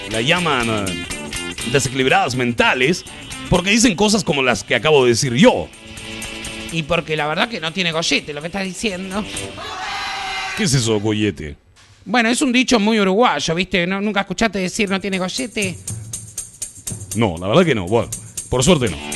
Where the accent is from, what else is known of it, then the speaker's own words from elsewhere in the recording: Mexico; la nueva universidad de donde yo soy, de México